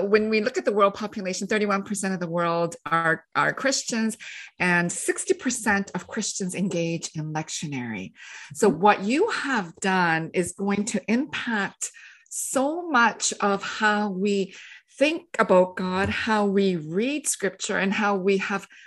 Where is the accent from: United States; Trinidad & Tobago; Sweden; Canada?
Canada; I had to learn French when I grew up in Canada.